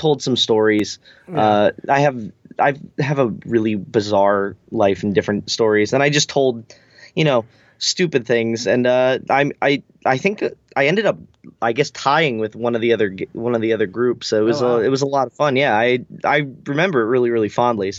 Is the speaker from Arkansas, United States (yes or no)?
no; Philadelphia, Pennsylvania, United States; also born or lived in Pittsburgh; I'm from Philadelphia actually